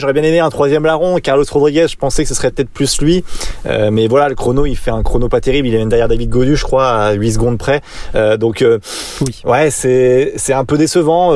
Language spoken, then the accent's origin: French; France; on est français